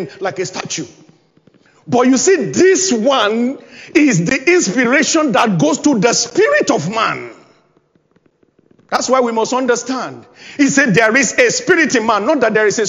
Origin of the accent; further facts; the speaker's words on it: Nigeria; moved away as an adult; now in United Kingdom; which is one of the languages you speak in my home country, Nigeria